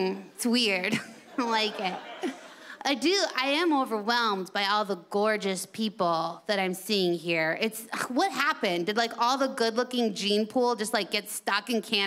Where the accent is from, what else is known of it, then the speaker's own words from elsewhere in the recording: United States; I'm from America, your sister country